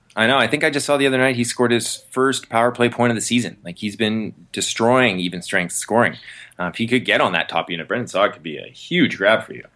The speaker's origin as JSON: {"language": "English", "town": "Vancouver", "region": "British Columbia", "country": "Canada", "tie": "born or raised there", "said": "my hometown Canucks"}